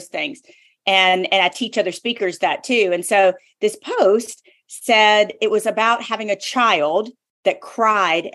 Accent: the South, United States; I'm from the South

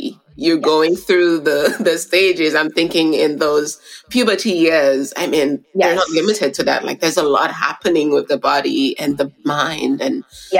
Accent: St. Lucia; I'm from the Caribbean, from St. Lucia.

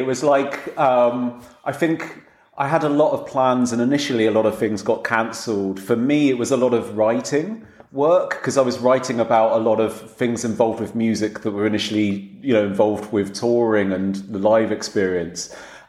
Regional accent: Dorset, South West England, United Kingdom; also born or lived in Harrow, London; I grew up in Dorset.

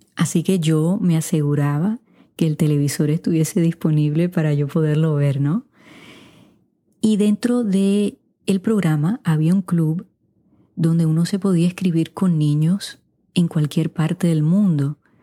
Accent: Puerto Rico; first language Spanish; also born or lived in Wichita, Kansas, United States; now in United States; aunque nací aquí en los Estados Unidos, mis padres me llevaron a Puerto Rico de cuatro meses, así que de alma soy puertorriqueña

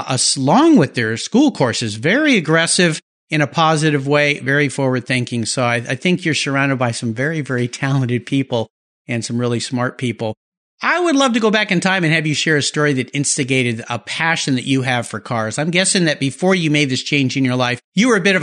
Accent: Southern California, United States; When I was young, I grew up in Southern California

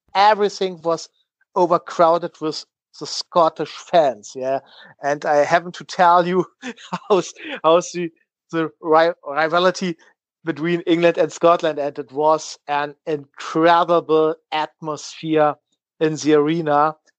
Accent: Berlin, Germany; English is a second language; moved away; I grew up in Berlin

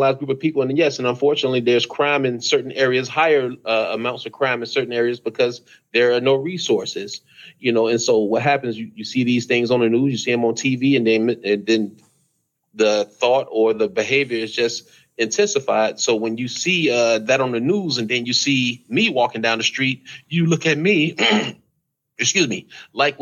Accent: United States; I'm American. I was born here, so I'm American too

